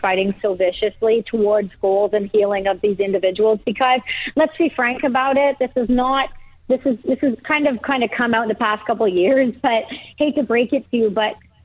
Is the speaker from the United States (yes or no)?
no; Canada; as a Canadian